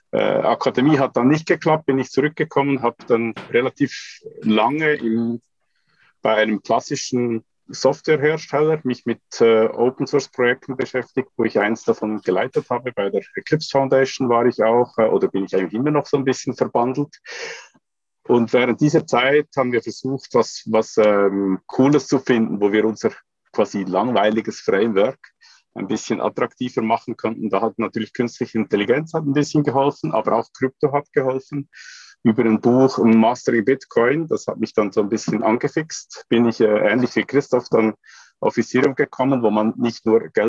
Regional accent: Zug, Switzerland; Das heißt, ich bin in der Schweiz aufgewachsen, lebe jetzt in der Nähe von Zürich

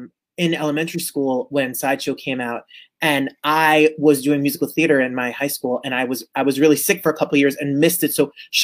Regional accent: Hudson County, New Jersey, United States; and I'm from Hudson County, New Jersey

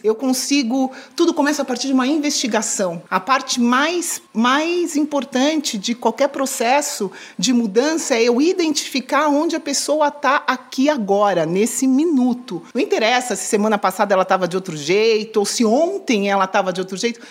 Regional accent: São Paulo, Brazil; now in Miami, United States; sou paulistana

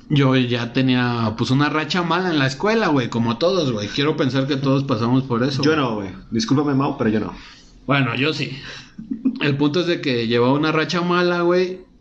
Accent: Mexico City, Mexico; yo soy del DF, güey. Lo que ahora es la Ciudad de México.

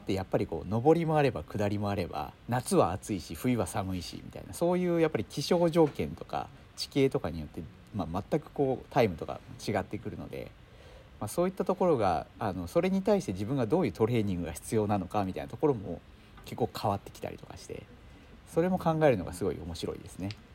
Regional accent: Shizuoka, Japan; 私はですね静岡県出身なんですね。

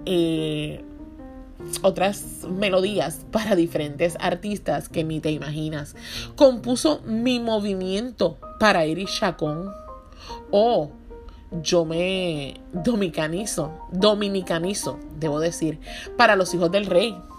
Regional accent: Puerto Rico

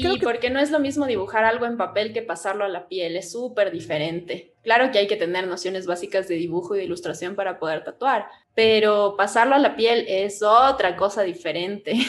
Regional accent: Cuenca, Azuay, Ecuador; now in Quito, Ecuador; nosotros somos de Cuenca

